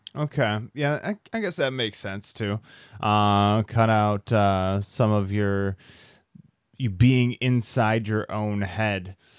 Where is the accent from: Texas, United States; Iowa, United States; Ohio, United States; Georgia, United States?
Iowa, United States; moved away; from the Midwest, from Iowa.